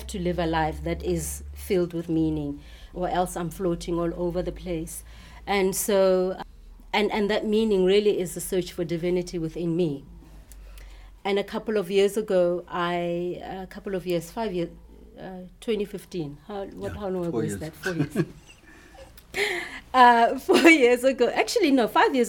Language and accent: English; South Africa; I'm from South Africa